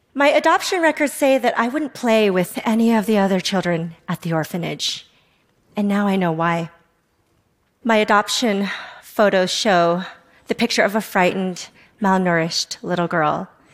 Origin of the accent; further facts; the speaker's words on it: Salt Lake City, Utah, United States; also born or lived in South Korea; was three years old, I was transracially adopted from South Korea by a white family in Salt Lake City, Utah. I arrived in America